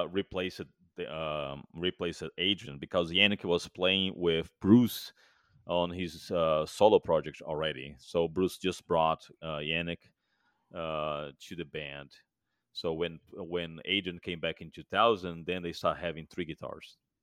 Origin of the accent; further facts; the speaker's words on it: Fortaleza, Ceará, Brazil; moved away as an adult; now in United States; Fortaleza, my hometown